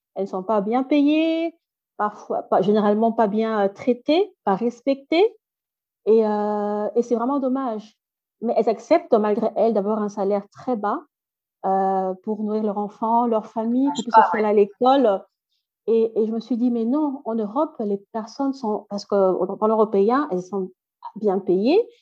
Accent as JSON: {"language": "French", "town": "Brussels", "region": "Brussels-Capital Region", "country": "Belgium", "tie": "born or raised there", "also_born_or_lived": "Democratic Republic of the Congo", "first_language": "French", "lives_now": "Flanders, Belgium", "said": "je, suis née ici, donc j'ai grandi, mes études ont, été faites ici en Belgique, euh, à Bruxelles"}